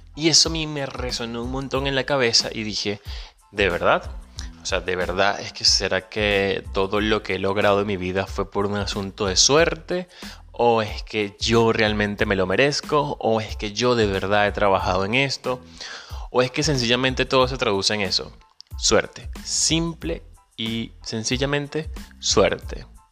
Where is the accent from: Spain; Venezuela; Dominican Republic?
Venezuela; moved away; Soy venezolano, emigrante, pero ante todo soy un ciudadano del mundo